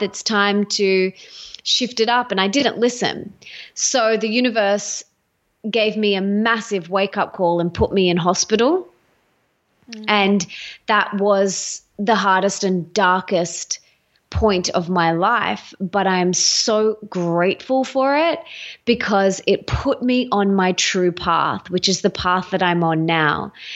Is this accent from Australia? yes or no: yes; Australia; accent: Aussie; I'm Australian. Um, you can hear my Aussie accent, I'm sure.